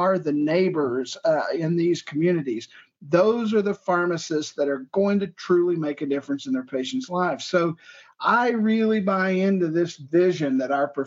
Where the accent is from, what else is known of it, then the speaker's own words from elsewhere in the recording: Johnson County, Illinois, United States; I was born and raised in Johnson County, Illinois, a small rural county in the southern tip of Illinois